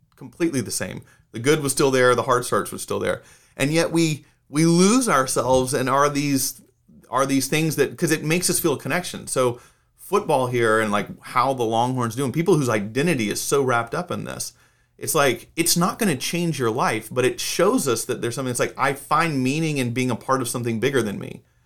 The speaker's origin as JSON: {"language": "English", "town": "Atlanta", "region": "Georgia", "country": "United States", "tie": "born or raised there", "moved": "yes", "lives_now": "Texas, United States", "said": "I grew up in Atlanta."}